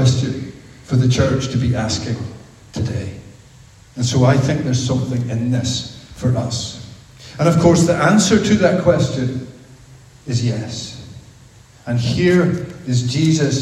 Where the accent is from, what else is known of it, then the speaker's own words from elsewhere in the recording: Belfast, Northern Ireland, United Kingdom; I grew up in Belfast